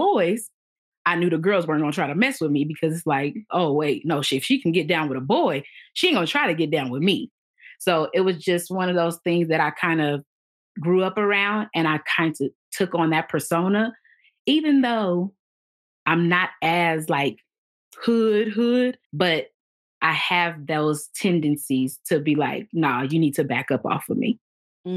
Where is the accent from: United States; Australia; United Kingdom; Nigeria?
United States; Los Angeles, California; we grew up in South Central Los Angeles